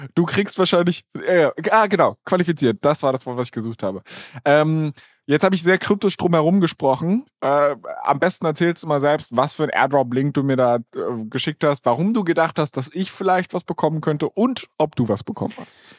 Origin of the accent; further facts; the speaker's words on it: Berlin, Germany; now in Hamburg, Germany; ich komme ursprünglich aus Berlin